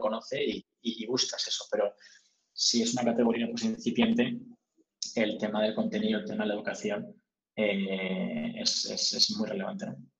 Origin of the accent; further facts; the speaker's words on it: Spain; moved away as an adult; also born or lived in United States / United Kingdom; nosotros somos españoles